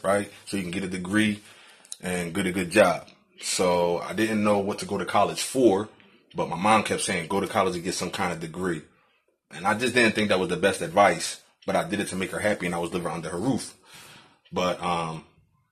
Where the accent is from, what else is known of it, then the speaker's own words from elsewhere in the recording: Philadelphia, Pennsylvania, United States; also born or lived in Virginia; born and raised in Philadelphia